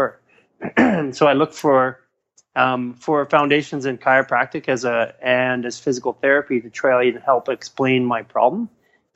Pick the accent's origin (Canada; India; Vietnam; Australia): Canada; Vancouver, British Columbia; now in Los Angeles, United States; I'm from Canada originally, and in Vancouver, we're a bit more liberal in all aspects of things.